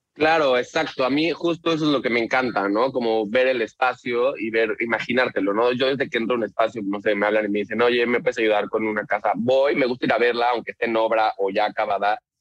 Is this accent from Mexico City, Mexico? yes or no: yes; Mexico City, Mexico; moved away as an adult; now in Tulum, Mexico; soy de la Ciudad de México